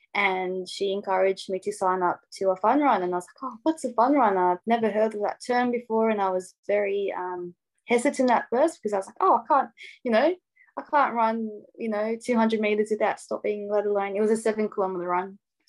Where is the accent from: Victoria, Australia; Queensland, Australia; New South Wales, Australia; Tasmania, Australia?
Tasmania, Australia; Hobart; also born or lived in Casablanca, Morocco / Sydney, Australia; And I moved to Australia when I was 4, so quite young. Me and my family lived in Sydney for a few years. And then my dad bought some land in Hobart, so Hobart, Tasmania, and built our house.